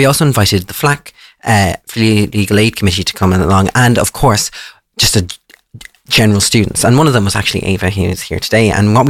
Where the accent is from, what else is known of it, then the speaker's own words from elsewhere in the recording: Ireland; I'm from Leash